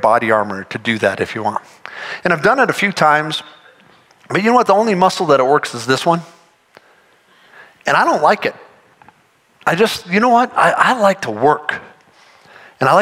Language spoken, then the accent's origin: English; Denver, Colorado, United States; also born or lived in Fort Collins; I grew up in Denver, lived in Fort Collins for a long time